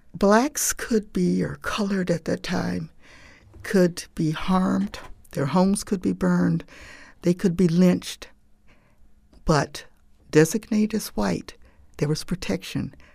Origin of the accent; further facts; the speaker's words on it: Jim Crow South, United States; my growing up in Jim Crow